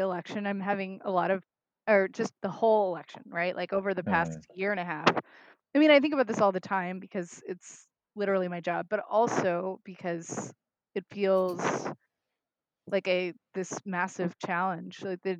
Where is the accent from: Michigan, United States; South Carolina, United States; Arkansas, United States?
Arkansas, United States; Little Rock; now in New Orleans, United States; I am originally from Little Rock, Arkansas, and I now live in New Orleans.